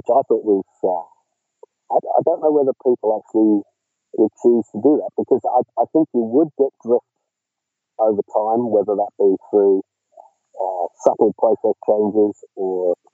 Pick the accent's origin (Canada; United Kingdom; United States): United Kingdom; Cornwall, South West England; now in Australia; I grew up in Cornwall